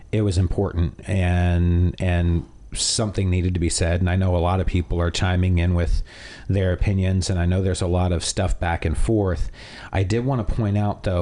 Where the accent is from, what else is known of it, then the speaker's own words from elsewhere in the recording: Canada; now in United States; I am Canadian